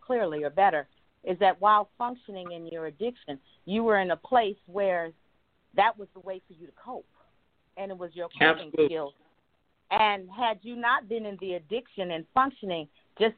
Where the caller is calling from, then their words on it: Inglewood, California, United States; I'm calling from Inglewood, California